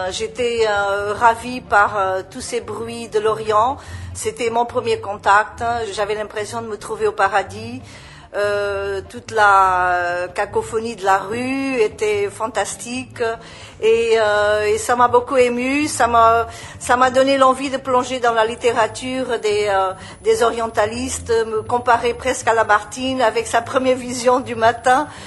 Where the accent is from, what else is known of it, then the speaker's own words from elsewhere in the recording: Portugal; now in Lebanon; Euh, je suis portugaise. Je vis au Liban depuis 14 euh, ans